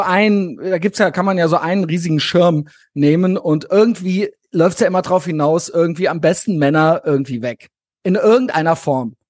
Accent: Koblenz, Rhineland-Palatinate, Germany; born or raised there

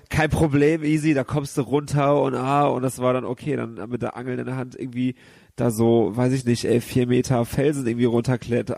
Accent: Gummersbach, North Rhine-Westphalia, Germany; moved away as an adult; now in Cologne, Germany; ich bin halt in der Kleinstadt da aufgewachsen und da bin ich nie groß rausgekommen

